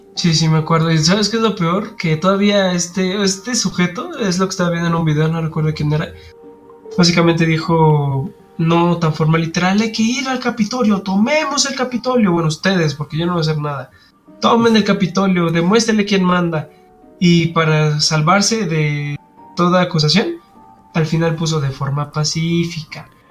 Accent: Mexico; como buen mexicano

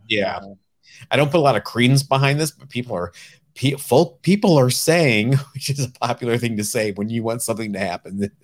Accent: Northeast Ohio, United States; I'm from Northeast Ohio

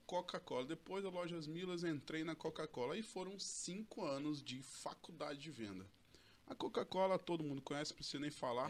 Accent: Porto Velho, Rondônia, Brazil; eu sou daqui de Porto Velho mesmo, tá? É, estudei lá desde o início lá, Colégio Samaritana

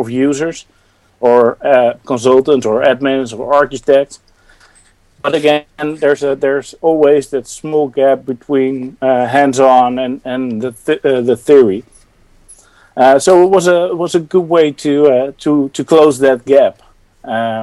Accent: Netherlands; I'm from the Netherlands.

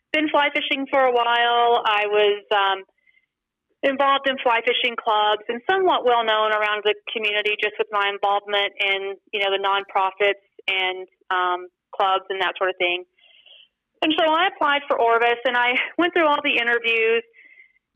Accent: Rockwall, Texas, United States; now in Arizona, United States; I grew up in Texas, small town east of Dallas called Rockwall.

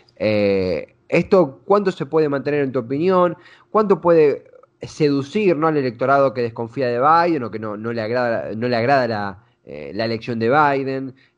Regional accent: Argentina; nuestra propia cotidianidad como argentinos

